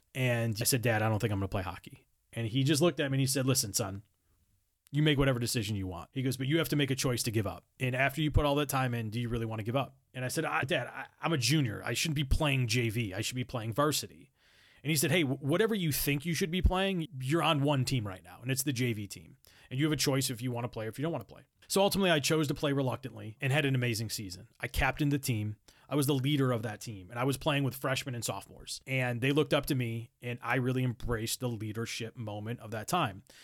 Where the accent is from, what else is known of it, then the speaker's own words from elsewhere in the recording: Buffalo, New York, United States; moved away as an adult; also born or lived in Rochester; get back to my hometown